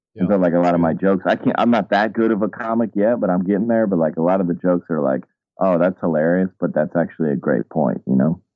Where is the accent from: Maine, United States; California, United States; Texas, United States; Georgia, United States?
Georgia, United States; Atlanta; moved away; I grew up in Atlanta, so I'm like kind of a child of uh, of hip hop